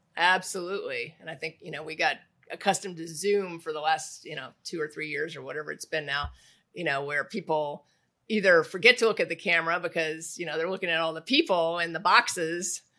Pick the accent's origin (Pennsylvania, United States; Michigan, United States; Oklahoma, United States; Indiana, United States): Indiana, United States; Indianapolis; moved away; I grew up in Indianapolis